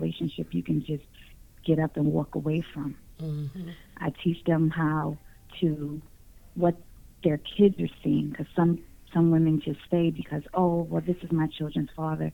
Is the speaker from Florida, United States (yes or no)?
no; New York City, New York, United States; now in Newport News, United States; So I'm from New York, Manhattan, New York, but the Spanish Harlem is where I'm from